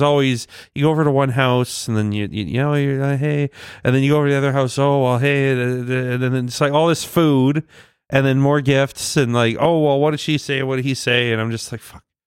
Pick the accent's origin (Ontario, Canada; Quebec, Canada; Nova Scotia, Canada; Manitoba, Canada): Ontario, Canada; moved away; I was born in Ontario